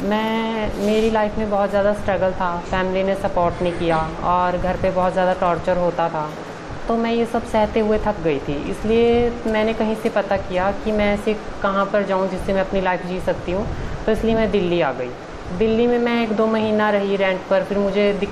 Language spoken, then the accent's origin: Hindi; Himachal Pradesh, India; मैं हिमाचल से बिलोंग करती हूँ